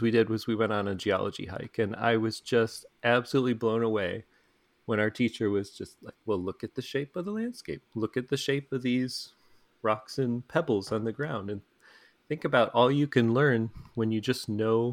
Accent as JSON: {"language": "English", "region": "Lower Michigan", "country": "United States", "tie": "born or raised there", "said": "I grew up in Lower Michigan, where basically everything is just flat"}